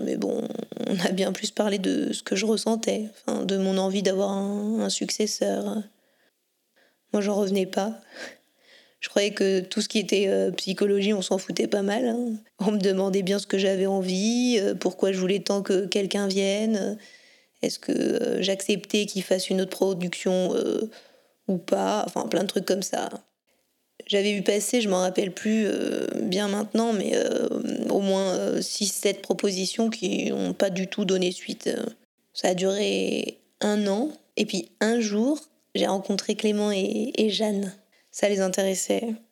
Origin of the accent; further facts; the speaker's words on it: Ouroux, Auvergne-Rhône-Alpes, France; also born or lived in Lyon; je suis native d'Ourou, dans le Rhône, donc euh, c'est pas très loin d'ici.